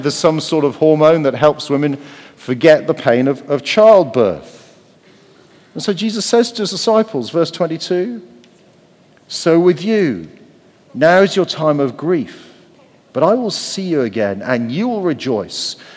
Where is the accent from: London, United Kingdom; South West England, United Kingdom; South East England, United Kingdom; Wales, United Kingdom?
Wales, United Kingdom; I'm Welsh